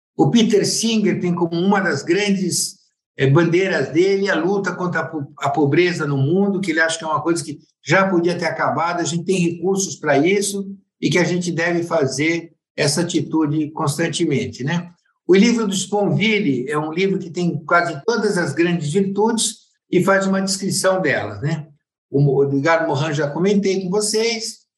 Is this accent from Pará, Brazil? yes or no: no; Piracaia, São Paulo, Brazil; also born or lived in Buenos Aires suburbs, Argentina; apesar de ter nascido na Argentina, eu fui criado em Piracaia